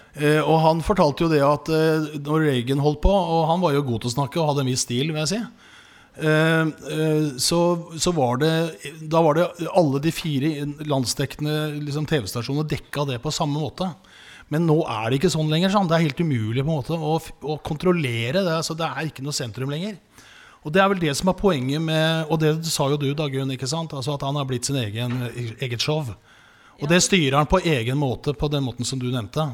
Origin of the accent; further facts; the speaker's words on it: Oslo, Norway; Men jeg vokste opp på Grorud